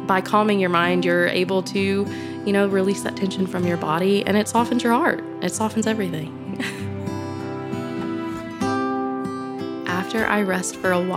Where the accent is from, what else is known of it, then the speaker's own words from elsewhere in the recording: Florida, United States; moved away as an adult; now in Walland, United States; I grew up in Florida, water girl, and I moved up here a few years ago